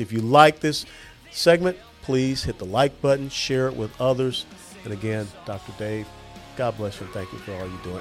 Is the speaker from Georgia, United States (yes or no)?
yes; Georgia, United States; moved away; also born or lived in Tennessee / Kansas; I'm from Georgia